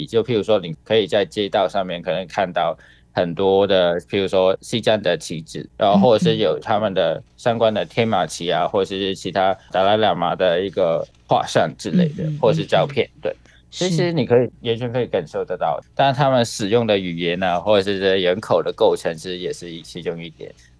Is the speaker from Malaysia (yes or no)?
no; Hong Kong; first language Cantonese; Chinese is a second language; now in Taiwan; 作为一个香港人，目前我们来到台湾这一边